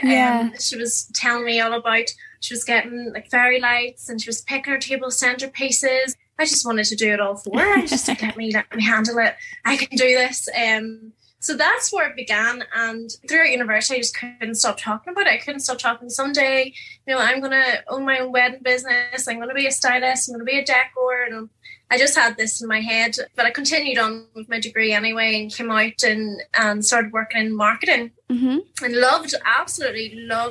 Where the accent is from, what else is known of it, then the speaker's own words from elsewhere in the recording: Newcastle, Northern Ireland, United Kingdom; moved away as an adult; also born or lived in Liverpool; now in Belfast, United Kingdom; Originally, I'm from Newcastle, County Down, and now living in the Big Smoke in Belfast.